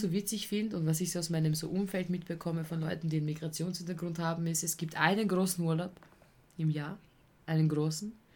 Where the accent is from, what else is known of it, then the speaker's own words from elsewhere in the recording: Vienna, Austria; als Wiener